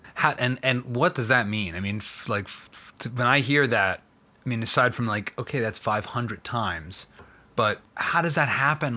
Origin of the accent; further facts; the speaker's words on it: Philadelphia, Pennsylvania, United States; I'm from Philly